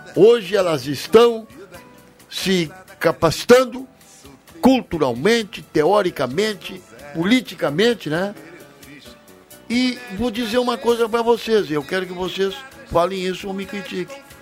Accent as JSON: {"language": "Portuguese", "country": "Brazil", "said": "esse país, que eu vivo aqui, sou brasileiro"}